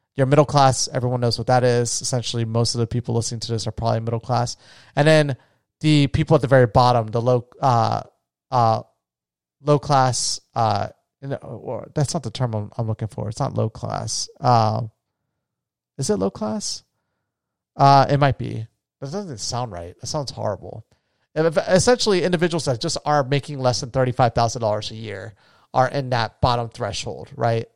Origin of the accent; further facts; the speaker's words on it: Florida, United States; moved away; my home state of Florida